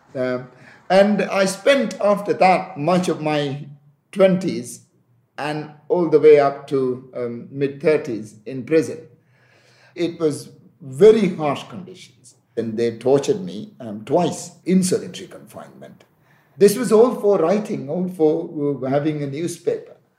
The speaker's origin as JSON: {"language": "English", "country": "Maldives", "tie": "born or raised there", "also_born_or_lived": "Liverpool", "said": "When we grew up in the Maldives, we had beach, uh, we had the sea, and we went swimming almost every"}